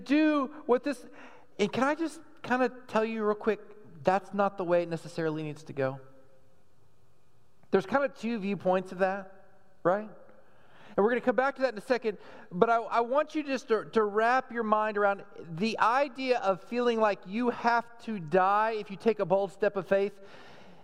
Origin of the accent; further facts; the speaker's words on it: Texas, United States; growing up in Texas